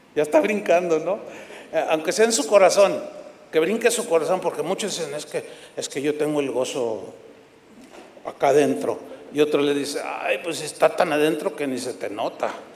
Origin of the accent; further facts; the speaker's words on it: San Luis Potosí, Mexico; moved away; fui a San Luis Potosí, donde yo nací.